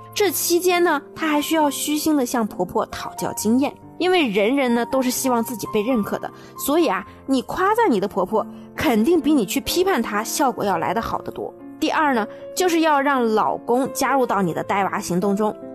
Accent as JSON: {"language": "Chinese", "country": "China", "also_born_or_lived": "Japan", "said": "和我们中国有非常不同的一点"}